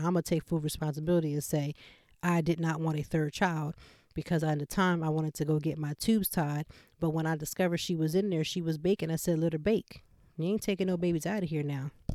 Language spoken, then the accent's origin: English; Pennsylvania, United States; now in Philadelphia, United States; about an hour and a half from Philadelphia to my hometown